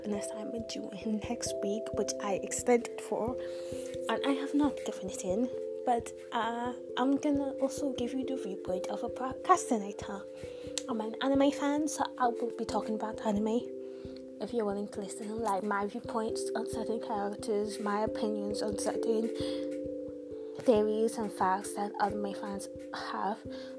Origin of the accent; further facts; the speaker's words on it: United Kingdom; And as you can tell, I'm not American. I'm from the UK. I don't know if I have an accent, but if I do, do I have an accent?